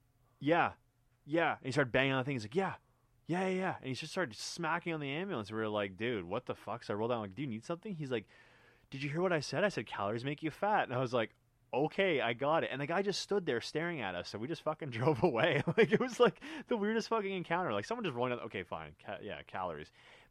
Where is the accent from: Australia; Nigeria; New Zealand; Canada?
Canada; I'm from a different part of the world. I'm from Canada.